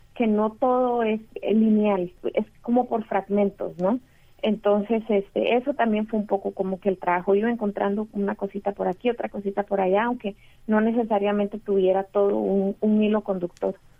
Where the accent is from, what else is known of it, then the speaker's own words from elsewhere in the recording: Costa Rica; also born or lived in Mexico; Yo crecí en Costa Rica, eh, también viví en México, en Costa Rica